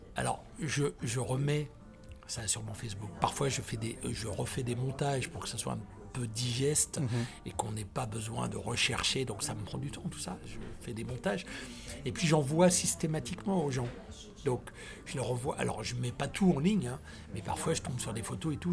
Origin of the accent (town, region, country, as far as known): Tours, Centre-Val de Loire, France; born or raised there; also born or lived in Côte d'Ivoire